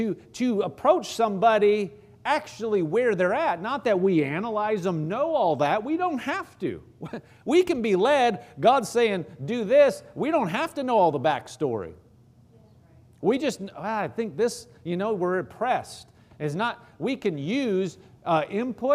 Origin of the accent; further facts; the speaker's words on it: Omaha, Nebraska, United States; I grew up in Omaha, Nebraska